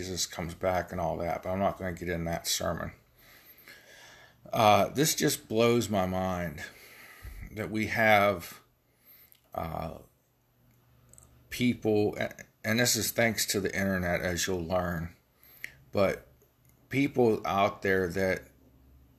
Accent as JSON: {"language": "English", "region": "Ohio Valley", "country": "United States", "accent": "Ohio Valley", "said": "I'm from the Ohio Valley. I have a hard time pronouncing things."}